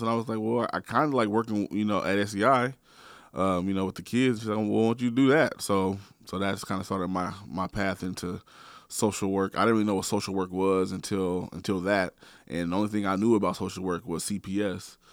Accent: Portland, Oregon, United States; I'm from Northeast Portland. born and raised

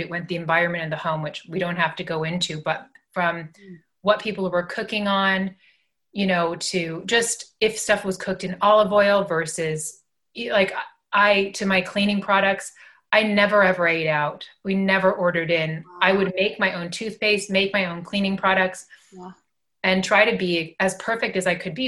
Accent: Los Angeles, California, United States; growing up in Los Angeles

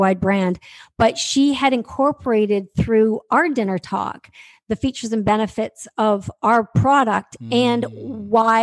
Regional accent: Canada; I'm from Canada. So I'm sitting in my office in Toronto speaking to you right now.

